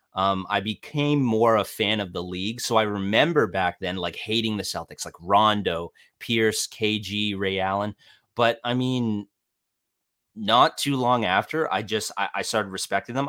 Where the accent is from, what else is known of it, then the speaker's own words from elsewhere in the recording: Ontario, Canada; I'm Canadian. I'm in my mid-twenties. Uh, I'm from a small city, few, few hours outside of Toronto